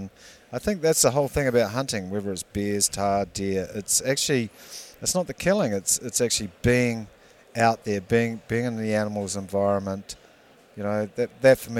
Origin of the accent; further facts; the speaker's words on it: New Zealand; I'm from New Zealand, mate